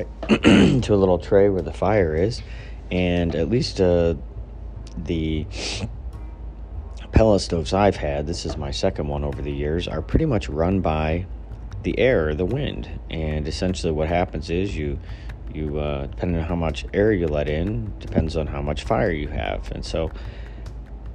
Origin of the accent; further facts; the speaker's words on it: Midwest, United States; also born or lived in Northeast United States; now in Northeast, United States; Where I grew up out in the Midwest